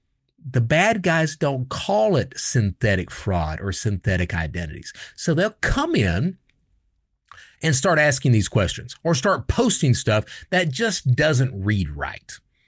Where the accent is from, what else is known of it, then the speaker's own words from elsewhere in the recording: New York, United States; born there; And I come from, I was born in New York, but we migrated down. We moved down. My dad was in the military.